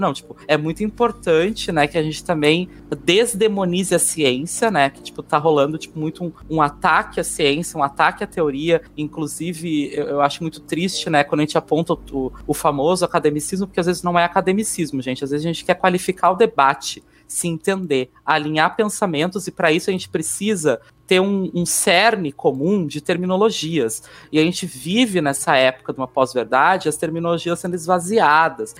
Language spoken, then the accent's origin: Portuguese; Brazil; eu tô no Brasil, cara. Eu sou brasileira